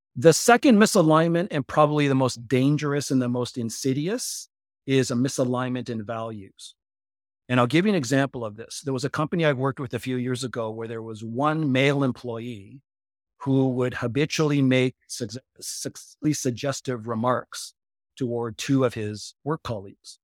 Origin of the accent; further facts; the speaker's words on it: Japan; I grew up in Japan.